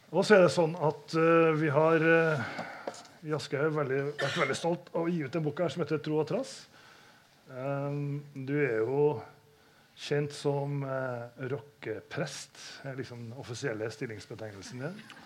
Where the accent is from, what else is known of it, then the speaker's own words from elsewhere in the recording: Trondheim, Trøndelag, Norway; now in Oslo, Norway; dette er hjembyen min